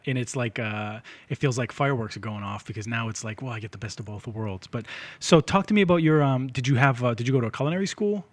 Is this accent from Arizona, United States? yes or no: no; Lynn, Massachusetts, United States; I grew up in Lynn, but my parents owned a diner